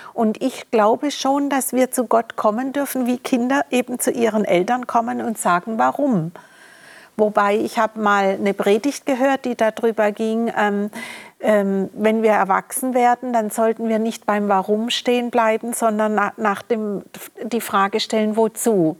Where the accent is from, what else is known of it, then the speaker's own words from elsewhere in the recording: Germany; wurde ich in Deutschland geboren